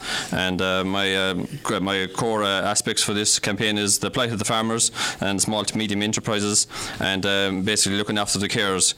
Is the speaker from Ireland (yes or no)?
yes; Glin, Munster, Ireland; I'm from Glynn.